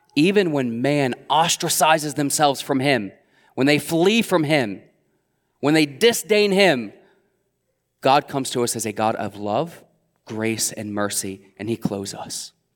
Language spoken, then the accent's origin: English; Middletown, Ohio, United States; I would be born and raised in Middletown, Ohio